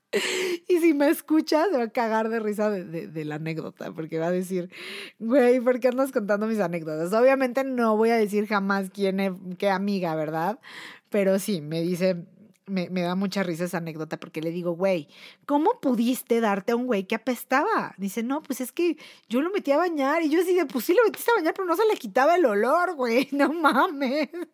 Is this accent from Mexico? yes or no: yes; Mexico City, Mexico; soy mexicana. Ah, aunque me ven bien pinche güera, pero soy mexicana y soy chilanga y soy de feña y soy mexiqueña